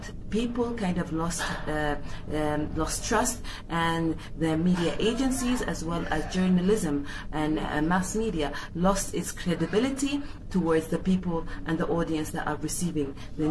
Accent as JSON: {"language": "English", "region": "Khartoum", "country": "Sudan", "said": "I'm from Khartoum, Sudan."}